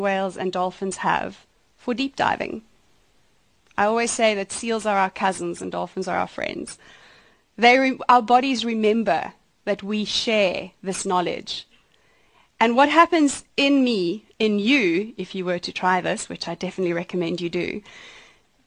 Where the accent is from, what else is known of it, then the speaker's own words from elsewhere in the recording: outside Johannesburg, Gauteng, South Africa; moved away; also born or lived in Sweden; I was born outside Johannesburg, and I grew up on a horse farm.